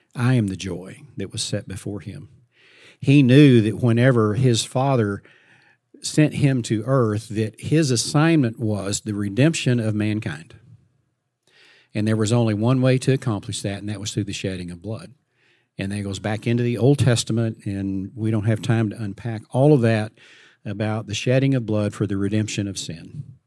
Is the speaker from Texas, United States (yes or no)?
yes; Fort Worth, Texas, United States; I grew up in Fort Worth, Texas